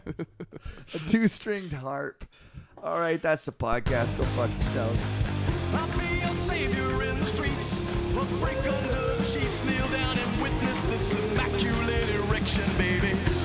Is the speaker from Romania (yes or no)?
no; Poland; I'm from Poland. Isn't that weird?